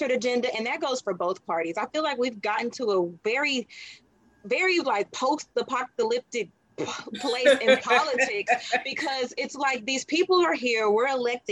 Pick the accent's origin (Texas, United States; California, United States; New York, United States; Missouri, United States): Texas, United States; Dallas; I'm from Dallas, Texas